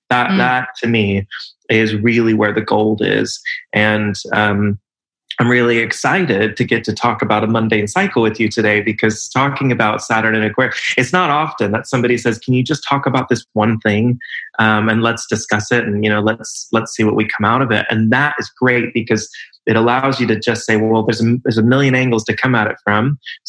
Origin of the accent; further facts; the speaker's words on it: California, United States; born there; I was born in California and I've lived in most of the major US cities on the West Coast and on the East Coast. Was in London for a little while.